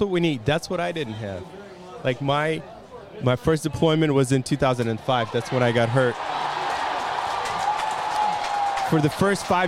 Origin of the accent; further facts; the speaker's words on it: California, United States; I'm from California.